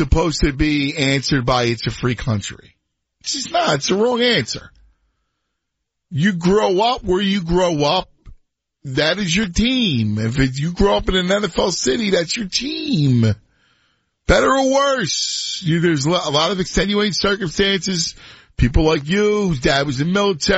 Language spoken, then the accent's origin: English; Philadelphia, Pennsylvania, United States; moved away; I grew up in Philadelphia